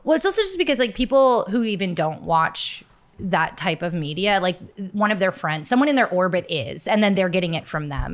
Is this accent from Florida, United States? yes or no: yes; Florida, United States; I grew up in Florida